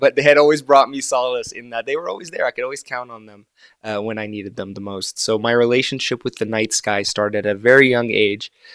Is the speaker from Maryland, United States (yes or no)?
no; Florida, United States; first language Arabic; English is a second language; also born or lived in Gaza, Palestine / Egypt; now in Reno, United States; we were exiled to, to Florida. So I've lived in the United States for most of my life